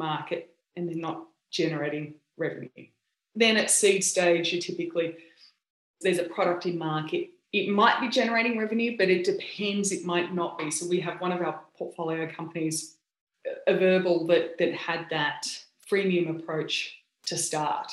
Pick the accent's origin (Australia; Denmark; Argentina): Australia; accent: Aussie; moved away as an adult; also born or lived in United States; now in California, United States; I sound obviously very Aussie